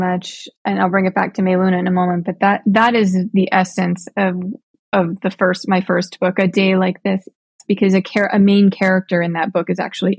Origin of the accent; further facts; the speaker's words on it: Pittsburgh, Pennsylvania, United States; even though it's not coming home because I'm originally from Pittsburgh. It feels like home on a soul level.